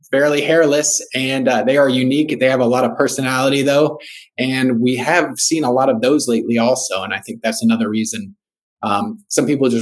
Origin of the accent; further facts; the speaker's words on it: Miami, Florida, United States; moved away as an adult; also born or lived in Jacksonville, Florida; I grew up in South Florida